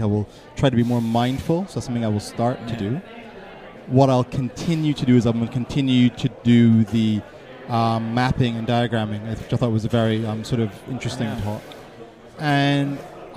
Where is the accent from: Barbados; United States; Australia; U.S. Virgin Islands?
Barbados; now in London, United Kingdom; I'm originally from Barbados. I live in London now.